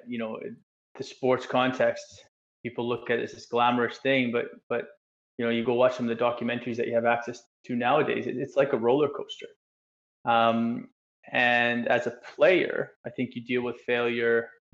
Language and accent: English; Canada; moved away as an adult; also born or lived in England; coming from being a Canadian in you know this nice bubble world that we live